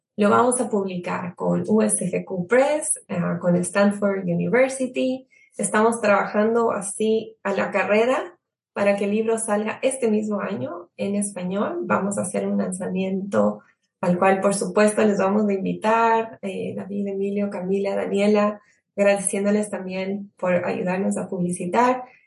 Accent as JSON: {"language": "Spanish", "country": "Ecuador", "said": "somos como ecuatorianos"}